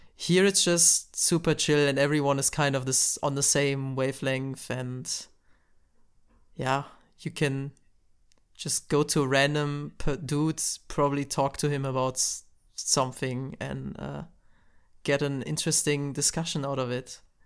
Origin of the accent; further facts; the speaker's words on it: Germany; I'm from Germany